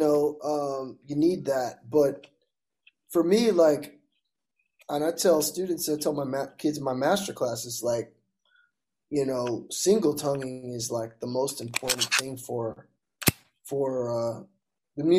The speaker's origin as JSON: {"language": "English", "town": "Mobile", "region": "Alabama", "country": "United States", "said": "I'm from Mobile, so my mom makes the meanest gumbo"}